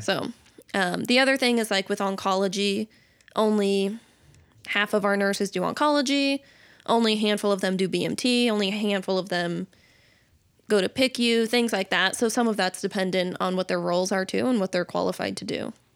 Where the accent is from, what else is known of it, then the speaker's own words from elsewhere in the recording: Camas, Washington, United States; moved away as an adult; also born or lived in Nampa, Idaho; now in Idaho, United States; I am from Washington in Camas